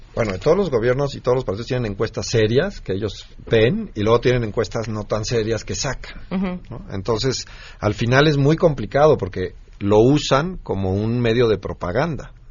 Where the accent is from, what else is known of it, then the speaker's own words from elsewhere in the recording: Mexico; nosotros como mexicanos